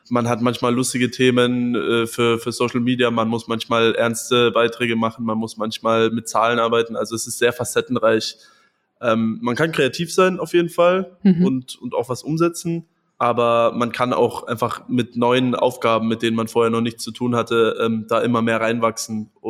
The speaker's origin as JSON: {"language": "German", "town": "Munich", "region": "Bavaria", "country": "Germany", "said": "Bergis Berliner Humor ist bei mir als Münchner noch nicht ganz angekommen."}